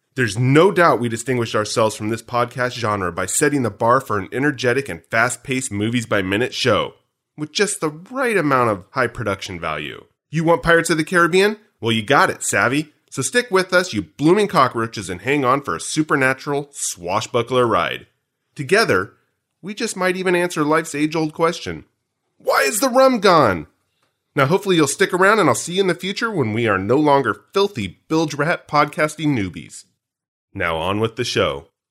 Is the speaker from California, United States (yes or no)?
yes; Southern California, United States; I grew up in Southern California and we don't have fireflies